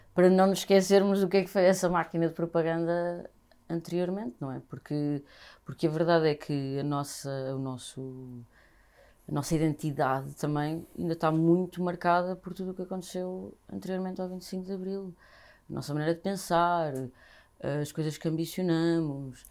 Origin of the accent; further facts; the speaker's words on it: Vila Franca de Xira, Lisbon, Portugal; now in Lisbon, Portugal; nasci e cresci em Vila Franca de Xira